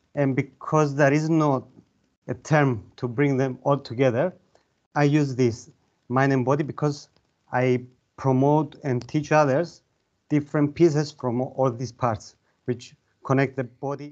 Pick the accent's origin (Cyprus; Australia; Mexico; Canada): Cyprus; Larnaca, Larnaca District; moved away as an adult; now in Limassol, Cyprus; Originally, I'm from Larnaca, uh, but I live in Limassol the last um, eight years now